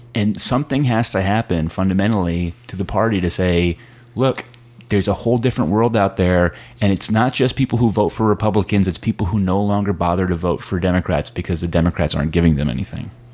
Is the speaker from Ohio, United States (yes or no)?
no; Connecticut, United States; moved away as an adult; now in Brooklyn, United States; I live in Brooklyn. Uh, I grew up in Connecticut.